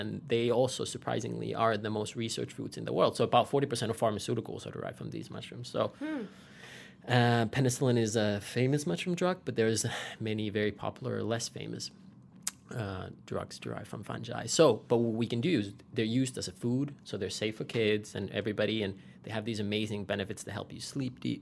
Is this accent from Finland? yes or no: yes; Finland; I was born and raised in Finland, so I'm a 13th generation family farmer out of there.